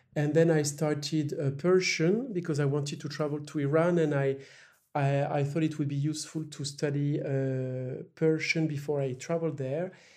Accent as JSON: {"language": "English", "town": "La Roche-Posay", "region": "Nouvelle-Aquitaine", "country": "France", "tie": "born or raised there", "also_born_or_lived": "Paris", "moved": "yes", "said": "I was born in Paris, but I grew up in a very small city called La Roche-Posay"}